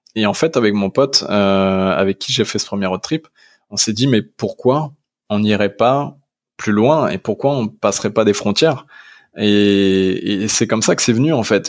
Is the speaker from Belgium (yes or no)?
no; Arras, Hauts-de-France, France; now in Paris region, France; je suis originaire du Nord-Pas-de-Calais. Je suis né à Arras, une petite ville du 62